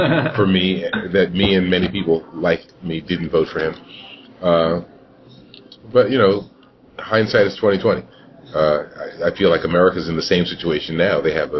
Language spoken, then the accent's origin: English; Plainfield, New Jersey, United States; I had the pleasure of serving as mayor of my hometown, which was Plainfield, New Jersey, 20-odd years ago.